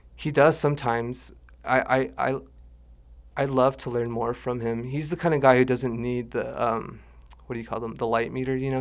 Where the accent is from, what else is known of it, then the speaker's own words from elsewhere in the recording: Dulce, New Mexico, United States; also born or lived in Santa Fe, New Mexico / Jemez Pueblo, New Mexico; we moved up to Dulce, where I lived for about twenty-four years.